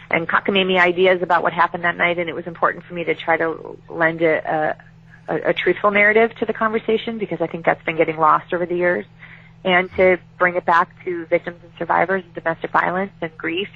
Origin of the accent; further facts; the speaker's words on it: Chicago, Illinois, United States; I was raised as in Chicago